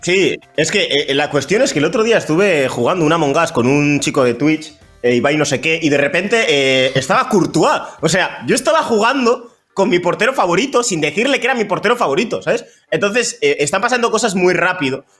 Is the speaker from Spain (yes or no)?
yes; Bilbao, Basque Country, Spain; also born or lived in Equatorial Guinea; yo vine con dos años